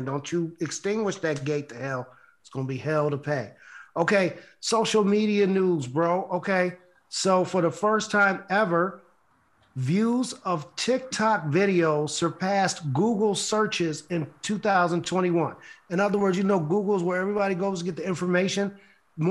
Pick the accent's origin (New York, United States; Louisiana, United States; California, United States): New York, United States; Buffalo; my hometown, Buffalo, New York